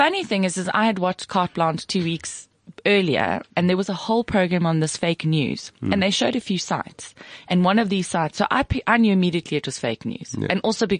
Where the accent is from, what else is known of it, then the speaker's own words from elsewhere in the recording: Pretoria, Gauteng, South Africa; I came from Pretoria East.